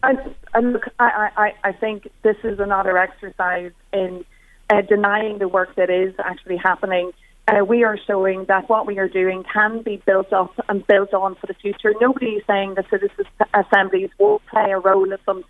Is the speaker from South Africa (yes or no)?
no; Tyrone, Northern Ireland, United Kingdom; moved away; I am originally from Tyrone